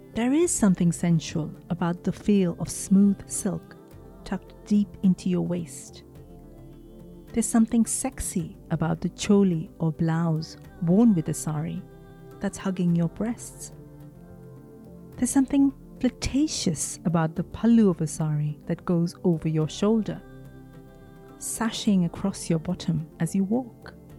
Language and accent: English; Mumbai, Maharashtra, India; Growing up in Mumbai